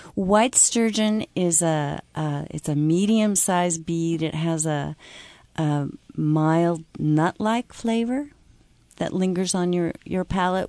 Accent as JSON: {"language": "English", "region": "Pacific Northwest", "country": "United States", "said": "being from the Pacific Northwest"}